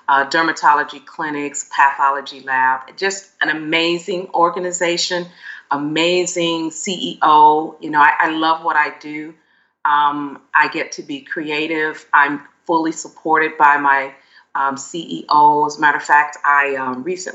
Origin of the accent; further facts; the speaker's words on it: Chicago, Illinois, United States; moved away as an adult; now in San Diego, United States; I was born and raised in Chicago.